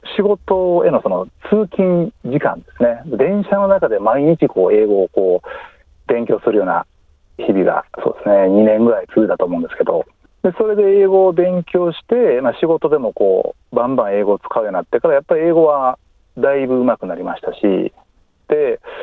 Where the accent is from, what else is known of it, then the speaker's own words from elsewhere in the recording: Kyoto, Japan; moved away as an adult; now in Melbourne, Australia; 私、京都出身なんですけども